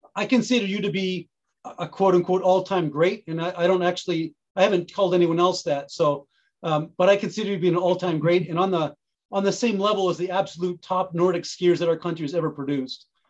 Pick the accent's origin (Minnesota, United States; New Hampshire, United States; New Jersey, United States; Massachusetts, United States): Massachusetts, United States; Carlisle; I grew up in Carlisle, which is right next to, real close to Weston.